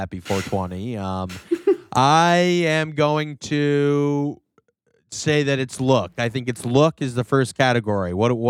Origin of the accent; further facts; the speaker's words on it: Newcastle upon Tyne, North East England, United Kingdom; Newcastle. Hello, mate. I'm from Newcastle. You ever heard of Newcastle?